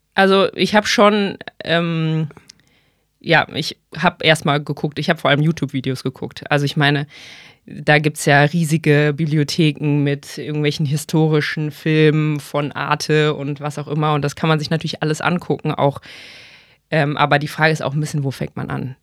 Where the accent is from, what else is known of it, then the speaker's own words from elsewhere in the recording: Bonn, North Rhine-Westphalia, Germany; moved away as an adult; also born or lived in Mainz; now in Hamburg, Germany; ich ursprünglich aus Bonn komme